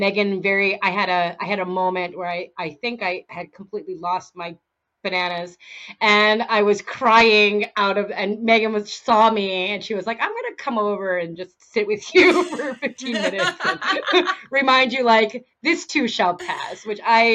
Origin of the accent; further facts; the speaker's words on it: East Coast, United States; moved away as an adult; now in Washington, United States; I grew up on the East Coast. I lived my whole life on the East Coast.